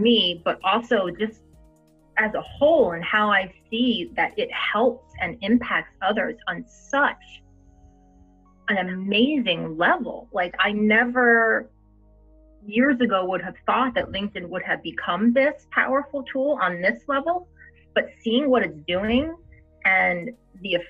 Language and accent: English; New Jersey, United States; I'm Italian. I'm from New Jersey